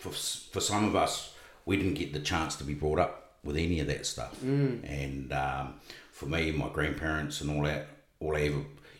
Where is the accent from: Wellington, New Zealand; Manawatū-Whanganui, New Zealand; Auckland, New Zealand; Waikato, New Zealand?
Wellington, New Zealand; moved away as an adult; now in Australia; I was brought up in Wellington.